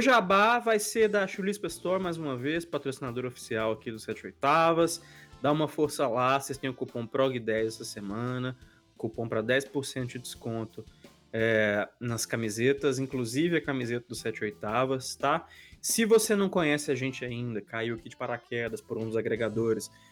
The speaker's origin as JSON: {"language": "Portuguese", "town": "Belo Horizonte", "region": "Minas Gerais", "country": "Brazil", "tie": "born or raised there", "said": "da minha cidade natal também, de Belo Horizonte"}